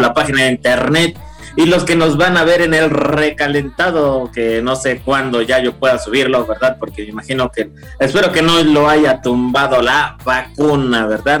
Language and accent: Spanish; Mexico; como mexicano